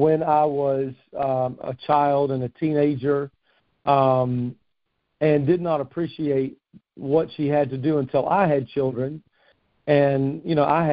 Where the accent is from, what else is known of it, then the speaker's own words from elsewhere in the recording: Fort Knox, Kentucky, United States; moved away as an adult; now in Morehead City, United States; I grew up around Fort Knox.